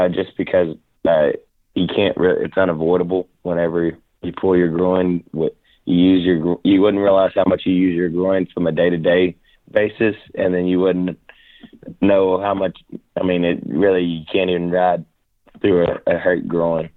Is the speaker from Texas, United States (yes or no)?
yes; Rockdale, Texas, United States; also born or lived in Temple, Texas / Baytown, Texas; I was born in Temple, but I was raised in Rockdale, back and forth between Rockdale and Baytown, Texas.